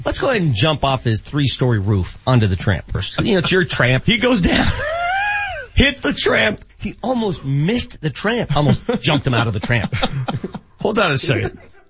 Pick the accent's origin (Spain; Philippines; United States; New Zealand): United States; Colorado; Growing up in Colorado, as you did, the way all of us did.